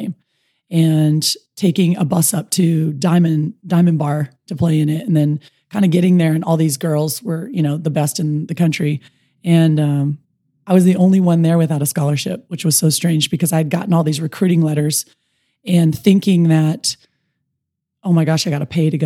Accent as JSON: {"language": "English", "country": "United States", "tie": "born or raised there", "also_born_or_lived": "Kauai, Hawaii / Dana Point, California", "said": "I grew up in on Kauai and in Dana Point, California"}